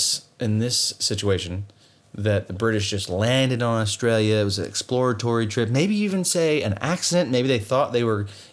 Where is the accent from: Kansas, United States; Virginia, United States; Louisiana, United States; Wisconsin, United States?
Louisiana, United States; See, I'm Cajun. I've been around. I know what to eat and what not to eat.